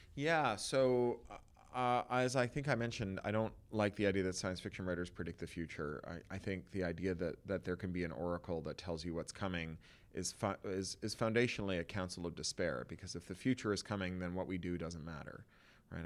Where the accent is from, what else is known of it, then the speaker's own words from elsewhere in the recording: Toronto, Ontario, Canada; moved away as an adult; now in Los Angeles, United States; an expatriate of a city that you grew up in until your twenties